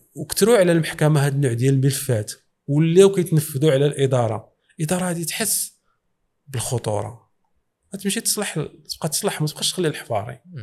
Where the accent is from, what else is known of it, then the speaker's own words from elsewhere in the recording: Morocco; وحنا في الحقيقه آه، في المغرب